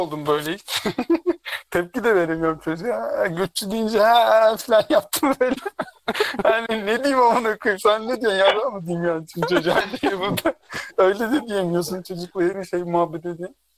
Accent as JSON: {"language": "Turkish", "town": "Derepazarı", "region": "Rize Province", "country": "Turkey", "moved": "yes", "said": "Rizeliyim falan filan. Nereden? Dere pazarındanım dedim"}